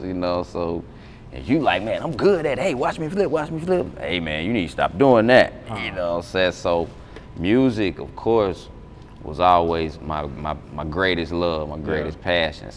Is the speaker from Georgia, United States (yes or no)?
yes; Atlanta, Georgia, United States; I'm born and raised in Atlanta. I was born at Grady, you know what I'm saying? So in my early days, I was on the west side, Wells Drive, Wells Court